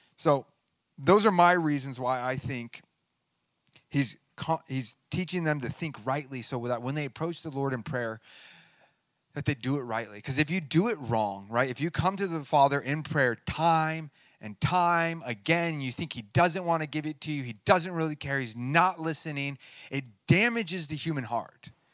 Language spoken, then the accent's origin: English; United States; I'm a Christian before I'm an American